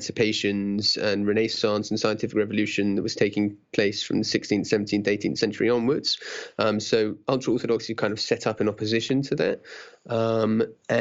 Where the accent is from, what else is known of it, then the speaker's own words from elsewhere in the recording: London, United Kingdom; I grew up in Stanmore, which is in London, northwest London, top of the Jubilee line.